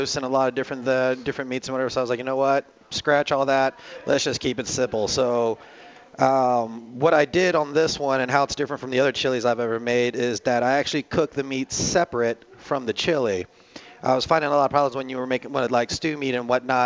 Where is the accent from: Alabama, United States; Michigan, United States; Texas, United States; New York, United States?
Texas, United States; moved away; I'm growing up in Texas, you know, chili's life down there, and I always, you know, being a cook coming from Texas